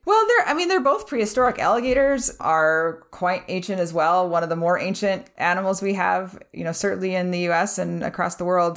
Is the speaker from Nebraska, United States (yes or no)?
yes; Nebraska, United States; we're from Nebraska.